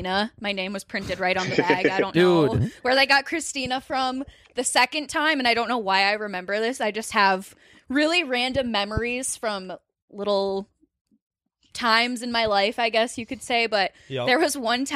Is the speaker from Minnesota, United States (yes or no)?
yes; Rochester, Minnesota, United States; moved away; I'm from Rochester, Minnesota